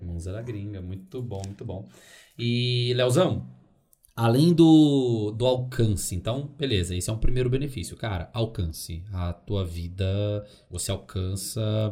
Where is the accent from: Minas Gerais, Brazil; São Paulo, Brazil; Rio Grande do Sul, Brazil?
Minas Gerais, Brazil; Dores do Indaiá; also born or lived in Belo Horizonte; eu sou de BH, mas eu morei a maior parte da minha vida em Dores do Indaiá.